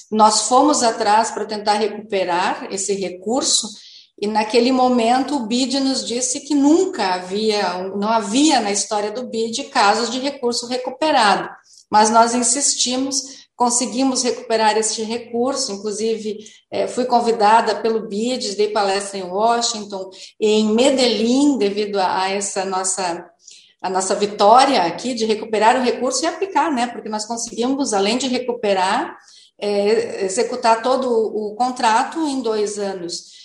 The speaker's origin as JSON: {"language": "Portuguese", "town": "Novo Hamburgo", "region": "Rio Grande do Sul", "country": "Brazil", "tie": "born or raised there", "said": "eu sou hamburguense, nasci em Novo Hamburgo, durante muito tempo eu vi a minha cidade"}